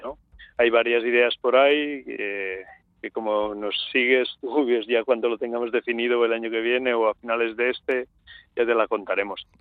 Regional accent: Catalonia, Spain; yo soy catalán

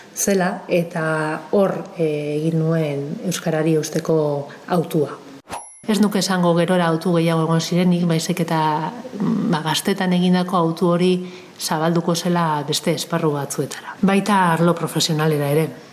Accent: Eibar, Basque Country, Spain; ni eibartarra naiz

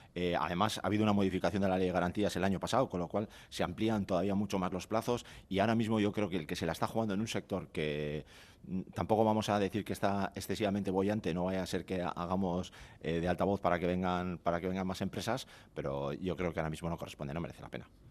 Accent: Bermeo, Basque Country, Spain; yo que soy de Bermeo

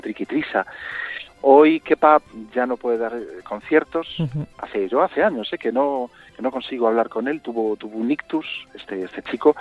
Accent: Vigo, Galicia, Spain; Yo nací en Vigo, eh, aunque mi mamá es de Madrid

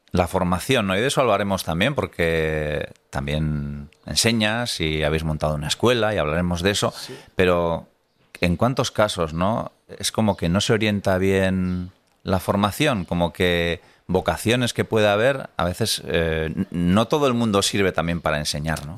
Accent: Tolosa, Basque Country, Spain; yo soy de Tolosa

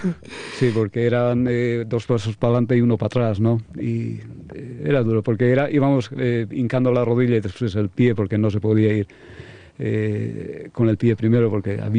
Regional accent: Basque Country, Spain; Ya, que de los mejores eh, somos nosotros, los vascos, porque sois como la familia para mí.

